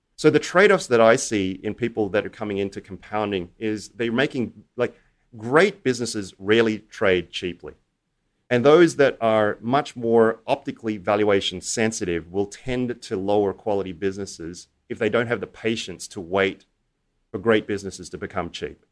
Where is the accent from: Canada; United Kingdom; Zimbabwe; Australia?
Australia; I grew up in Australia